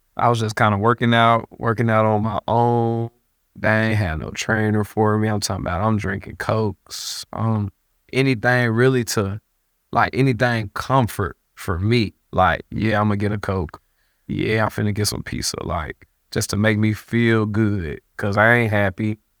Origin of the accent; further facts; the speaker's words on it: United States; I'm American